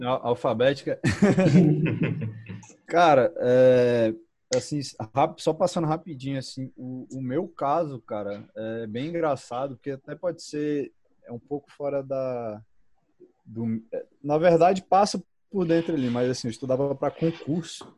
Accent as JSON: {"language": "Portuguese", "town": "Brasília", "region": "Federal District", "country": "Brazil", "said": "eu sou de Brasília"}